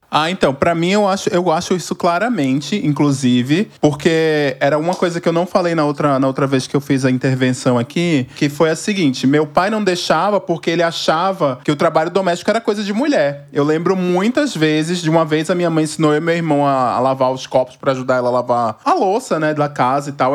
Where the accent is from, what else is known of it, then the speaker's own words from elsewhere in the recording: Recife, Pernambuco, Brazil; moved away as an adult; now in São Paulo, Brazil; moro em São Paulo há 13, sou natural de Recife, Pernambuco.